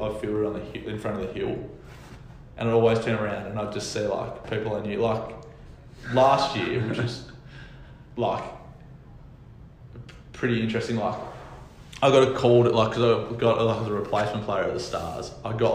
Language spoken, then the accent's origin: English; Hobart, Tasmania, Australia; moved away; you're a Hobart boy that plays for the Hurricanes